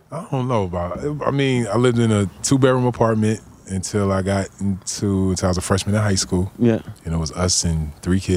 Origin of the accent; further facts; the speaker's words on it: New Jersey, United States; moved away as an adult; also born or lived in Indiana; I was born in New Jersey.